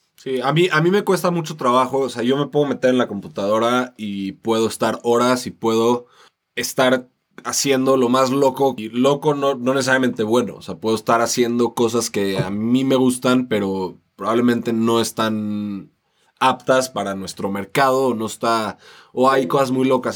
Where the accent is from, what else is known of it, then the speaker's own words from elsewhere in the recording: Mexico; somos latinos y, y, venimos de México, venimos a representar a México